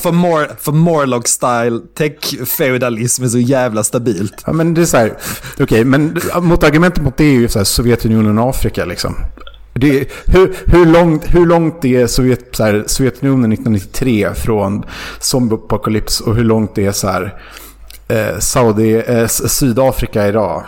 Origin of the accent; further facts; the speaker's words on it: Sweden; Som svensk